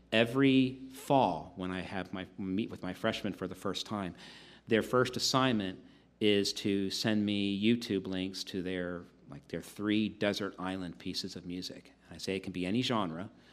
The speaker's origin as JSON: {"language": "English", "town": "Wilmington", "region": "Delaware", "country": "United States", "tie": "born or raised there", "also_born_or_lived": "Syracuse, New York", "moved": "as an adult", "said": "I was born in Wilmington and grew up in Delaware through high school."}